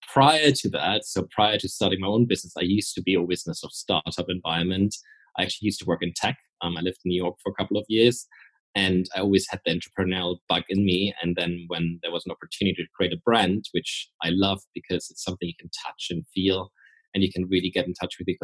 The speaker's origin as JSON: {"language": "English", "country": "Germany", "also_born_or_lived": "Austria / Paris, France / United Kingdom", "moved": "yes", "said": "I'm originally from Austria and Germany. I'm half German, half Austrian. But I left Germany a long time ago"}